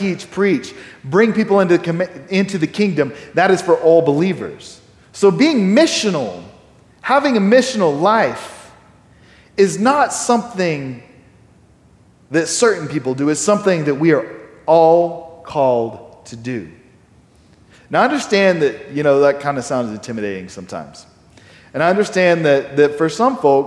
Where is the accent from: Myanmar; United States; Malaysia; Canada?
United States; Texas; I'm a Texan. I'm pretty proud of the fact that I'm a Texan. It's kind of my nationality